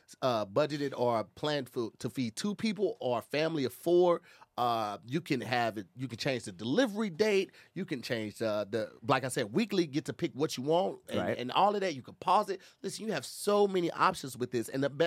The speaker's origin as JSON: {"language": "English", "region": "Midwest", "country": "United States", "moved": "yes", "said": "come from the Midwest"}